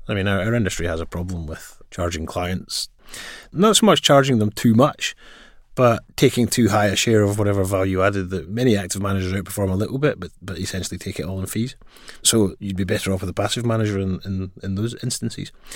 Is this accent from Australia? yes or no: no; Glasgow, Scotland, United Kingdom; as you may tell from my accent, I grew up in Glasgow. I also studied in Glasgow.